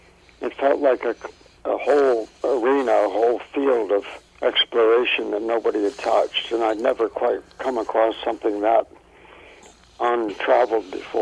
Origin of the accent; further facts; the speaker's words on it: Colorado, United States; Originally Colorado